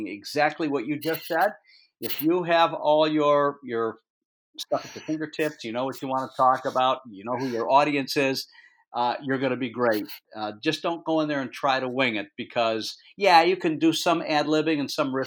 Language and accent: English; Detroit, Michigan, United States; moved away as an adult; now in New Hampshire, United States; I'm from Detroit